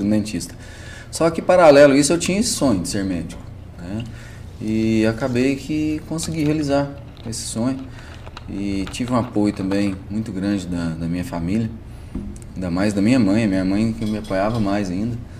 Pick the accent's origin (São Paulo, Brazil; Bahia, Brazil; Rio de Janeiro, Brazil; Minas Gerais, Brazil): Minas Gerais, Brazil; Itapagipe; moved away as an adult; also born or lived in Caldas / Maringá, Paraná; É a minha cidade natal mesmo, que é a região ali de Itapajipe, Minas Gerais, Campina Verde também, Frutal, Triângulo